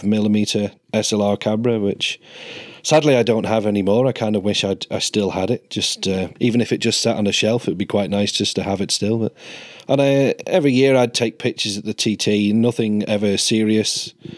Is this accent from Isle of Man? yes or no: yes; Isle of Man; For me, growing up on the Isle of Man